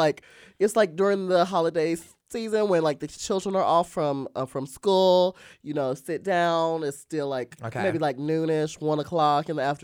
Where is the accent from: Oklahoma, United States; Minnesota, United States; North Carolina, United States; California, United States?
North Carolina, United States; moved away as an adult; now in Los Angeles, United States; I'm from the South